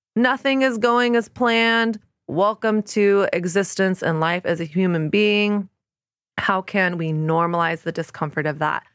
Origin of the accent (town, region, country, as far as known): the South, Southern United States, United States; born or raised there; moved away as an adult; now in New York City, United States